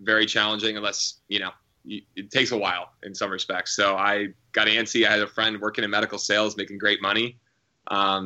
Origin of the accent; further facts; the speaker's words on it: Pennsylvania, United States; also born or lived in Syracuse, New York / Los Angeles; now in New York City, United States; Wanted to get back closer to home. I'm from Pennsylvania